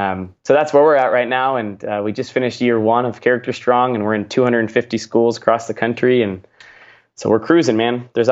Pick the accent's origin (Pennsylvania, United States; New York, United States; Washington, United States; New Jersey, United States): Washington, United States; Seattle; Yeah, I grew up in the Seattle, Washington area